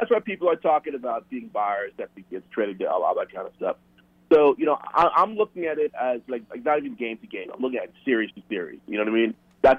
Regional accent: Scarsdale, New York, United States; now in Minneapolis, United States; So I grew up in a town called Scarsdale, New York. So I live in Minneapolis now, but I grew up in Scarsdale.

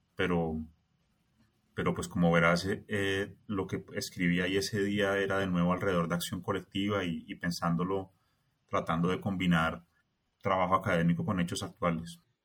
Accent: Colombia; me siento como muy colombiano

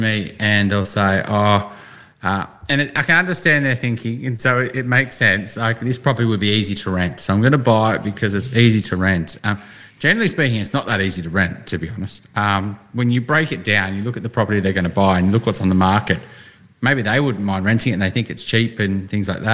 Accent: Newcastle, New South Wales, Australia; moved away; when I grew up in Newcastle and I'm like, that's nowhere near the city

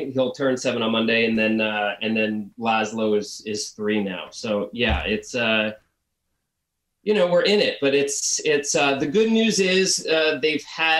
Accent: New Jersey, United States; I'm from Jersey originally. Yeah.

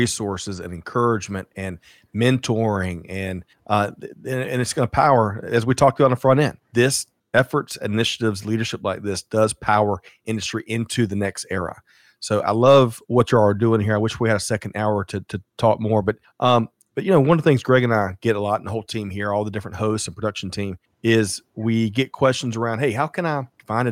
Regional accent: South Carolina, United States; I'm from South Carolina

